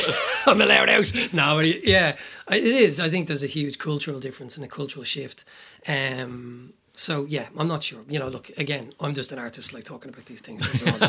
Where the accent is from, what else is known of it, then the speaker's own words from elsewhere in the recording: Tallaght, County Dublin, Ireland; also born or lived in Temple Bar, Dublin; I grew up in Talla.